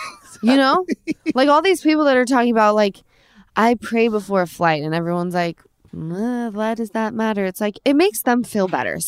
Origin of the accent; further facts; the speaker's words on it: Utah, United States; I'm from Utah.